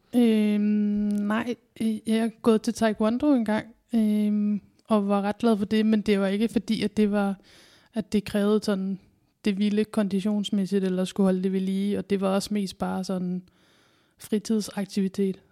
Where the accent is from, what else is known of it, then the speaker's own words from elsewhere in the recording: Kalundborg, Zealand, Denmark; also born or lived in Roskilde; now in Odense, Denmark; så kommer jeg fra Kalundborg